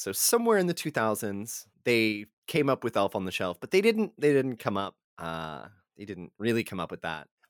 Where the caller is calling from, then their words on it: Texas, United States; you know, I'm recording from Texas and I know this is tamale season.